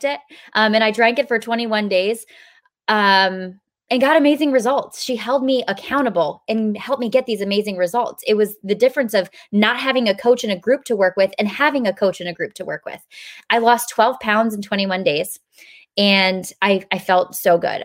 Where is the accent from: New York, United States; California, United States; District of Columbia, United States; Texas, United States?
New York, United States; also born or lived in Pennsylvania; now in South Carolina, United States; We were living in South Carolina, but I'm from New York